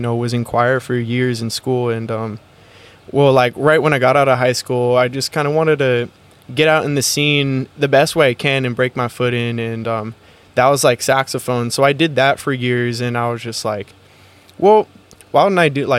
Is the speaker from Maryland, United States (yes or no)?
no; San Diego, California, United States; I'm from San Diego